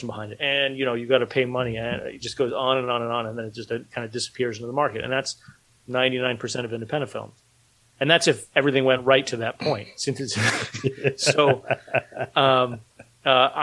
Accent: United States; moved away as an adult; also born or lived in Philadelphia area; now in Philadelphia, United States; I'm from New York

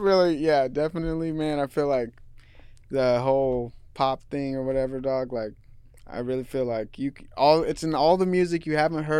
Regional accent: Seattle, Washington, United States; I listened to a lot of rock growing up in Seattle and the area that I was in.

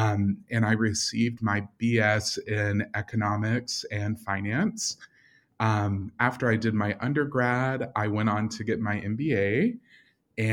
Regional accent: Russell County, Kentucky, United States; now in Louisville, United States; am a ninth generation Kentuckian, and I split my time between my home in Louisville and my home in my hometown, which is Russell County. And that's a very small rural lake community near the Tennessee border of Kentucky.

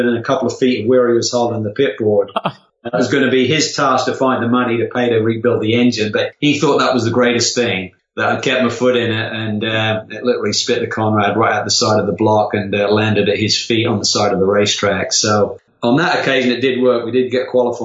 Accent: Norwich, East of England, United Kingdom; Norwich, my hometown

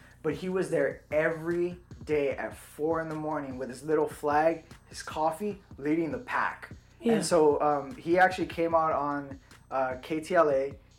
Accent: South Gate, California, United States; I grew up in Southgate.

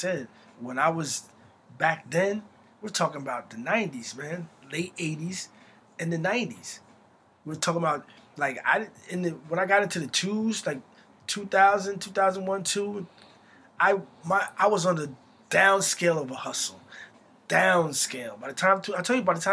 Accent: Morristown, New Jersey, United States; My family's from Morristown, so I consider myself a Morristonian because it's been so long now. Like my grandmother and I was raised in Morristown

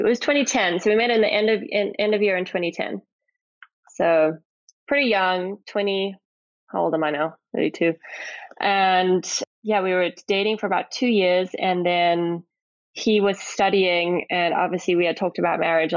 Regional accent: Johannesburg, Gauteng, South Africa; moved away as an adult; also born or lived in San Francisco / Delray Beach / Raleigh, North Carolina; now in United States; I'm originally from South Africa, from a town called Johannesburg, or a city, I should say. I lived in the suburbs there

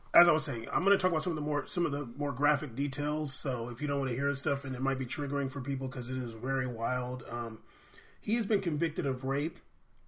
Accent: San Diego, California, United States; I grew up in San Diego

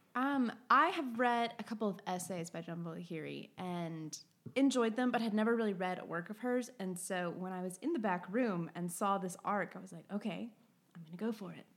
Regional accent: the South, United States; moved away; I'm from the South

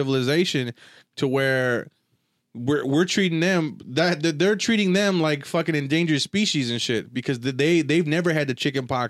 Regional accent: United States; I'm American.

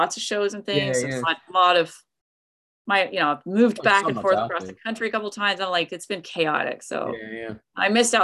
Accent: East Tennessee, United States; where I grew up in East Tennessee

